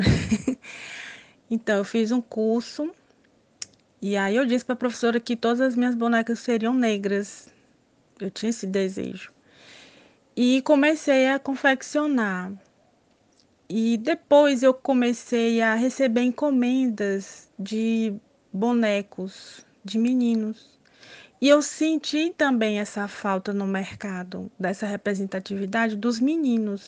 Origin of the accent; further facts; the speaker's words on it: Teresina, Piauí, Brazil; Então, eu nasci aqui em Teresina, Piauí, é, há 40 anos, moro aqui em Teresina, Piauí.